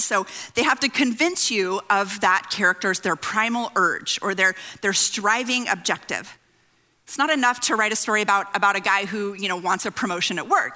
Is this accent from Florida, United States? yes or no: no; California, United States; I grew up on the West Coast in California